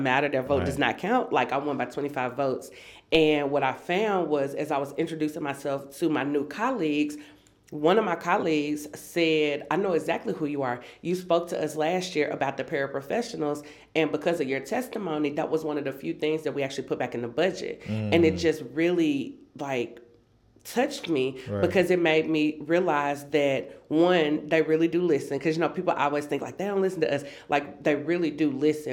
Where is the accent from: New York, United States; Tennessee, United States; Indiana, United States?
Tennessee, United States; Memphis; also born or lived in Antioch, Nashville, Tennessee; I'm a lifelong Tennessean, born and raised in Memphis, Tennessee.